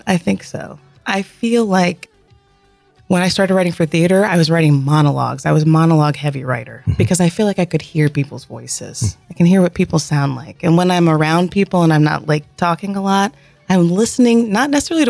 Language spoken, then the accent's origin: English; Columbus, Georgia, United States; I grew up in North Columbus. Went to school through middle school at Brookstone.